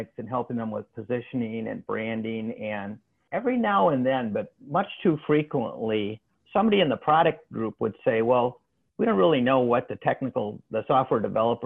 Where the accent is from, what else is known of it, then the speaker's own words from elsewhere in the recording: Midwest, United States; coming from the Midwest, it all sounds like a New York accent